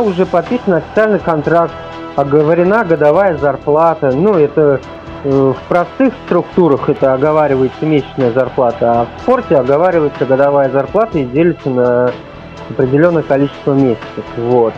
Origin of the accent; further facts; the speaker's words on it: Uzbekistan; moved away; Родился, вырос в Узбекистане.